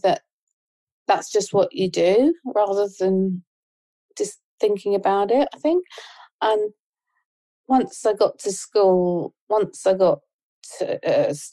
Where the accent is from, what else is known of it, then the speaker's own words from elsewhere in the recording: Ipswich, East of England, United Kingdom; I was born in Ipswich.